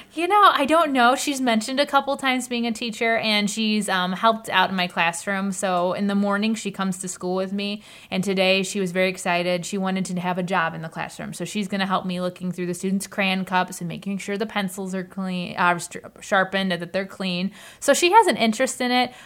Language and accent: English; United States; I grew up in the Kinnikinick School District